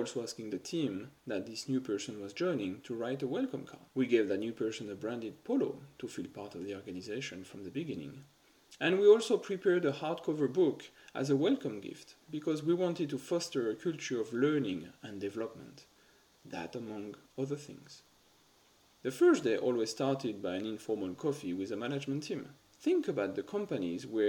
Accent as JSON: {"language": "English", "country": "France", "also_born_or_lived": "United Kingdom / Guangzhou, China", "moved": "as an adult", "lives_now": "Shanghai, China", "said": "I actually never worked in France. I left my home country for the UK right after graduating from university"}